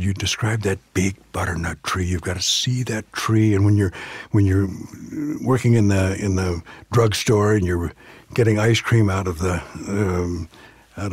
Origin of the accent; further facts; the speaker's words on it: Southern California, United States; I grew up in Southern California.